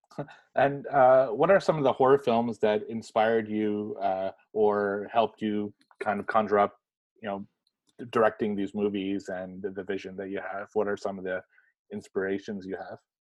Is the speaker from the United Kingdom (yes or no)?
no; Canada; I, am known as the Canadian one on this podcast